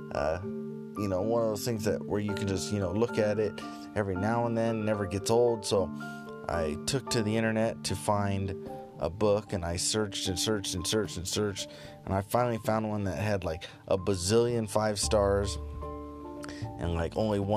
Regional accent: United States; me being an American tourist

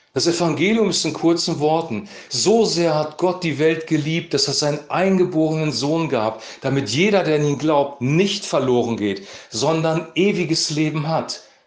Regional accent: Germany; als Deutsche

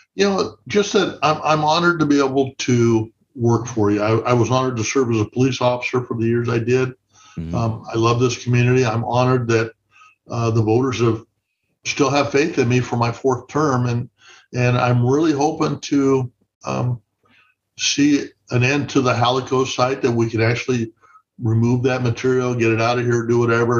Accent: Santa Barbara, California, United States; moved away as an adult; now in Oxnard, United States; I'm from the Santa Barbara area originally

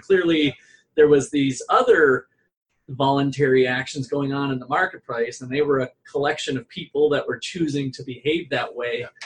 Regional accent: Topeka, Kansas, United States; from Topeka, Kansas

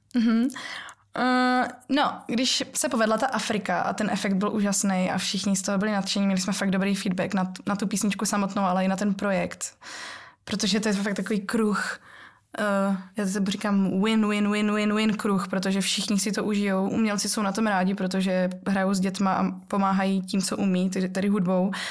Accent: Ostrava, Moravian-Silesian Region, Czechia; já pocházím z Ostravy, kde se ještě jako m- babička trochu po našemu mluví a ta polština to tam ovlivňuje

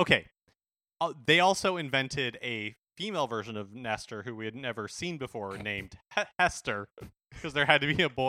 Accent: Seattle, Washington, United States; I'm from Seattle. I'm totally cool with it.

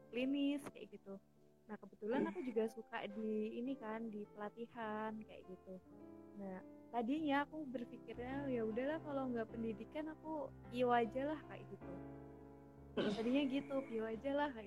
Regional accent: Yogyakarta, Special Region of Yogyakarta, Indonesia; Karena uh, di Jogja semua, jadi aku asli Jogja dan aku tidak boleh kemana-mana

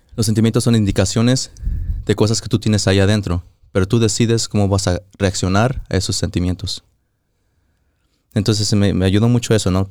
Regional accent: Mexico; moved away; fui a México, íbamos manejando para mi pueblo

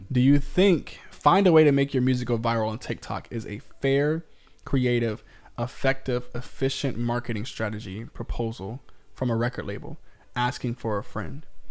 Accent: Virginia Beach, Virginia, United States; I'm from Virginia Beach

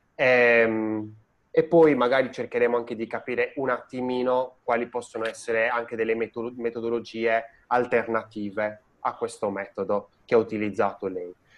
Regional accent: Sardinia, Italy; now in Tuscany, Italy; io sono sardo e sono eh, in Toscana

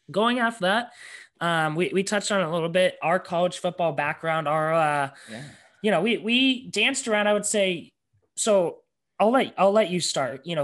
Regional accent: Colorado, United States; for all of us because we're from Colorado.

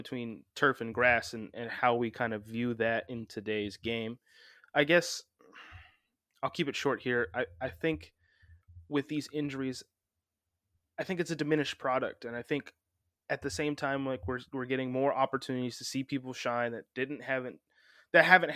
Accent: Las Vegas, Nevada, United States; growing up in Vegas

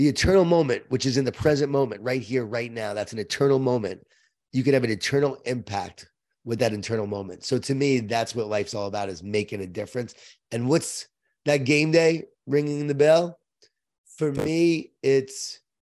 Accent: Long Island, New York, United States; I was from Long Island

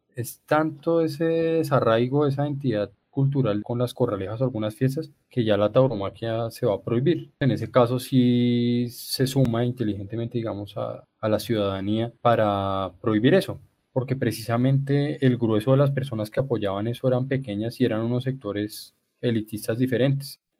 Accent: Colombia; como colombianos nos ha costado trabajo reconocernos

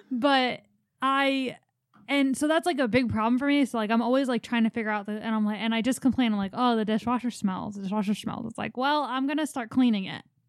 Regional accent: Philadelphia, Pennsylvania, United States; growing up in Philly

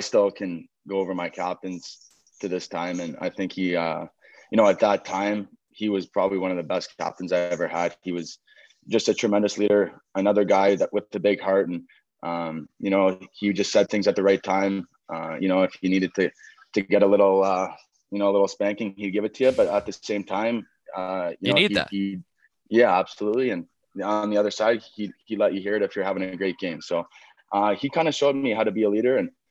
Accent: Ottawa, Ontario, Canada; growing up and minor hockey here in Nepean.

